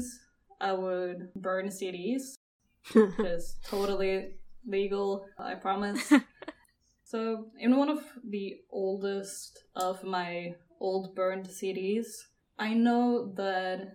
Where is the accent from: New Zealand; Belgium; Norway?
Norway; I'm from Norway